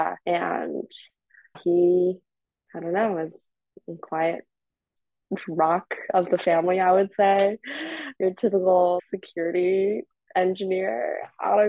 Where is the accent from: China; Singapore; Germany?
China; also born or lived in Toronto, Canada; I had to move back to China for a bit to be raised by my grandparents. So I was born in Toronto, but my mom came over when she was like 9 months pregnant with me.